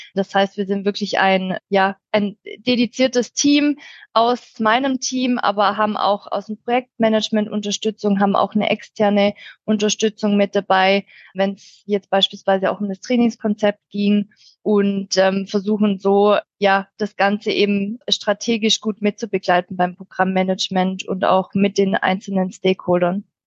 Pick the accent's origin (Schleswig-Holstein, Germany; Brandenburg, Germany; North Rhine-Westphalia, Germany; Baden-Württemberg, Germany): Baden-Württemberg, Germany; near Stuttgart, Swabia; accent: Swabian; komme aus der Nähe von Stuttgart, aus dem schönen Schwabenland, wie man wahrscheinlich auch hören kann